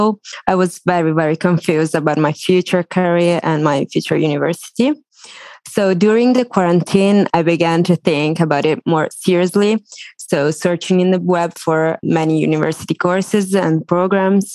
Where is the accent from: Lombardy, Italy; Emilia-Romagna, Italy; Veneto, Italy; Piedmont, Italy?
Veneto, Italy; Treviso; now in Rome, Italy; I'm from Treviso. It's a city next to Venice. And now I'm studying in Rome